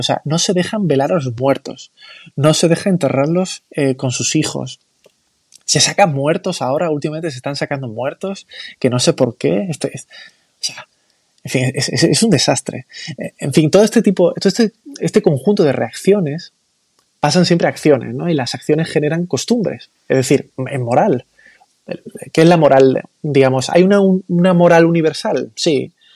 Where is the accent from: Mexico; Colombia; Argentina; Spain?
Spain; Málaga, Andalusia; yo soy de Málaga capital